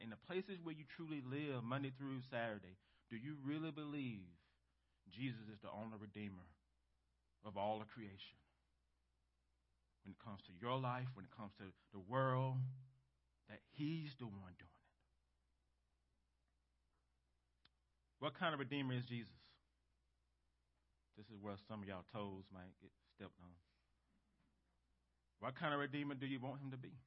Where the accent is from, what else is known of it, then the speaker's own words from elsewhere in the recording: United States; us as American Christians